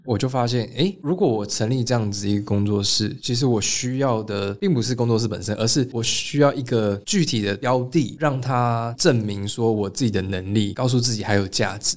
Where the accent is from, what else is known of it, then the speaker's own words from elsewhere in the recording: Taiwan; 我是台湾人